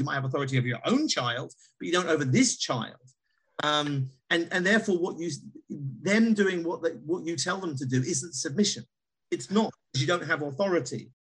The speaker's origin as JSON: {"language": "English", "country": "United Kingdom", "said": "as a Brit"}